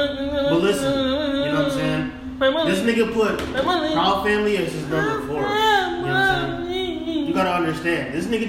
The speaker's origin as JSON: {"language": "English", "region": "New York", "country": "United States", "said": "Like I said, I'm from New York."}